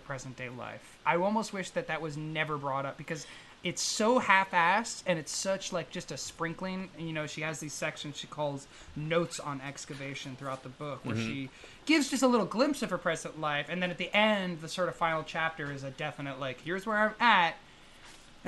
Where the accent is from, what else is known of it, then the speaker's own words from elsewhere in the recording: Northern California, United States; also born or lived in Los Angeles; my hometown in Northern California